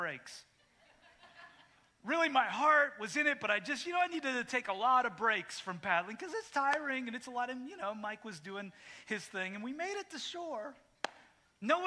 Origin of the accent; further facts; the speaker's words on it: Canada; moved away; when I grew up in Canada, when I moved here